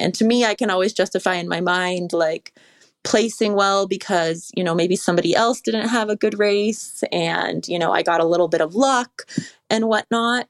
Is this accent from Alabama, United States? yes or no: no; California, United States; I grew up in the Lake Tahoe area